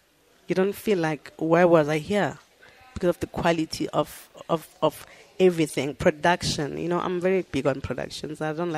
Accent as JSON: {"language": "English", "town": "Umlazi", "region": "KwaZulu-Natal", "country": "South Africa", "tie": "born or raised there", "also_born_or_lived": "Empangeni", "said": "I was born in Mpangeni, Ngwelezane Hospital."}